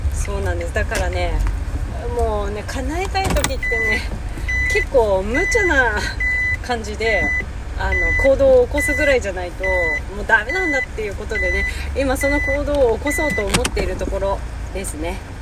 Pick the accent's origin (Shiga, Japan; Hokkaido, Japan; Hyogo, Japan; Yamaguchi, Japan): Hokkaido, Japan; Hakodate; moved away as an adult; now in Tokyo, Japan; 地元の函館で車も買い普通に働いてたんですね